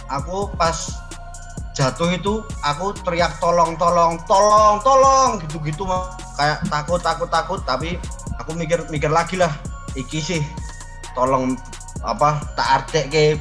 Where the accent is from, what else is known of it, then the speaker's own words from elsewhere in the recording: Yogyakarta, Special Region of Yogyakarta, Indonesia; Karena aku kan orang asli Wijilan no, Mbak.